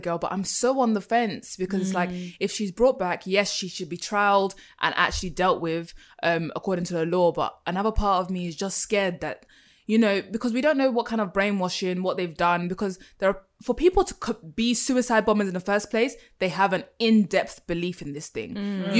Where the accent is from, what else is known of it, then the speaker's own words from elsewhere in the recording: Nigeria; If, like, I'm Nigerian, if I ran back to Nigeria to join Boko Haram, I don't think I could just buy a ticket and come back.